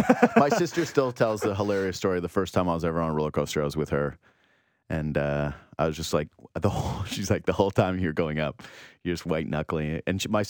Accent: Whitehorse, Yukon, Canada; Again, I was from Whitehorse, Yukon. So whenever I would come to Ontario, or if I would go to California, that would be an event or a thing to do.

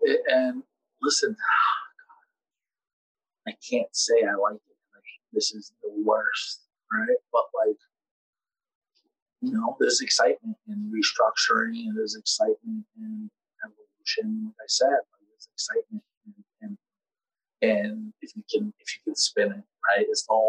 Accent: New York City, New York, United States; I come from the Bronx.

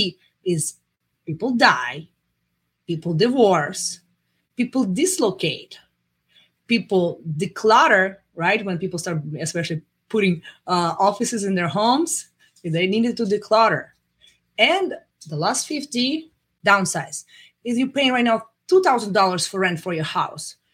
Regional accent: Russia; moved away as an adult; now in United States; I'm coming from Russia

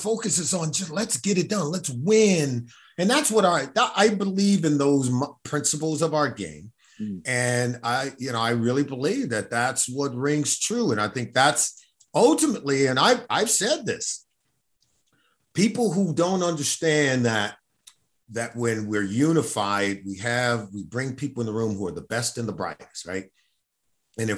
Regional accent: Los Angeles, California, United States; I grew up in Los Angeles, California

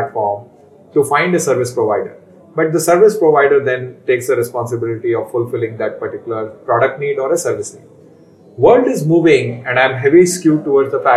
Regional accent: Faridabad, Haryana, India; I grew up in Faridabad, which is known as the manufacturing hub for the longest time in the country.

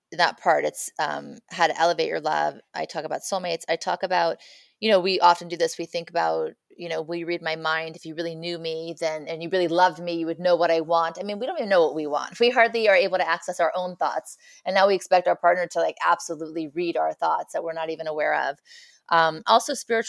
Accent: Beverly Hills, California, United States; I grew up in Beverly Hills

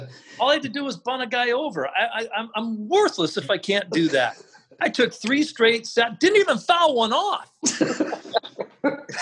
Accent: Oregon, United States; I grew up in Oregon

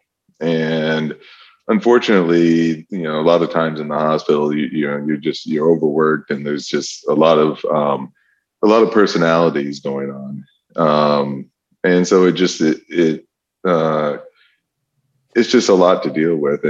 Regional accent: Michigan, United States; I'm from Michigan originally and went to undergrad at Michigan

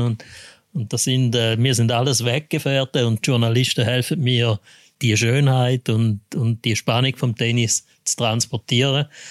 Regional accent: Switzerland; bei uns in der Schweiz

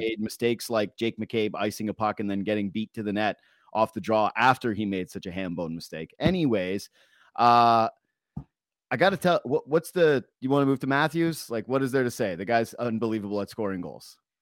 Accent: Toronto, Ontario, Canada; we're from Toronto

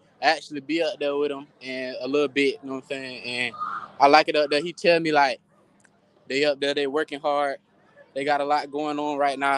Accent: Gainesville, Florida, United States; I'm from Gainesville, Florida

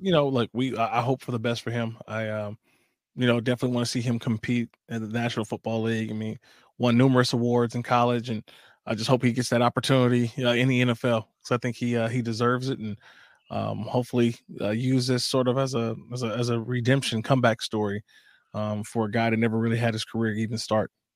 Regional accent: Oakland, California, United States; my hometown city

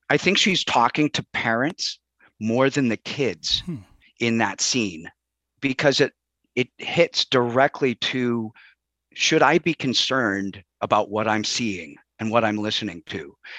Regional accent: Chicago, Illinois, United States; I grew up in Chicago, and unfortunately, that meant …, …, …, right?

